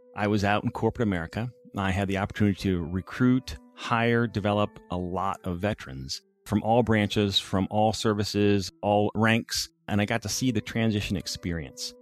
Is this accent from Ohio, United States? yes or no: yes; Findlay, Ohio, United States; moved away as an adult; also born or lived in Colorado Springs; I grew up in Findlay, Ohio, Northwest Ohio